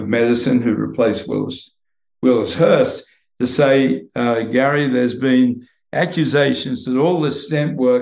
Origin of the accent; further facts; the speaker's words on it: Queensland, Australia; moved away as an adult; now in United States; I toughened up growing up in the Australian bush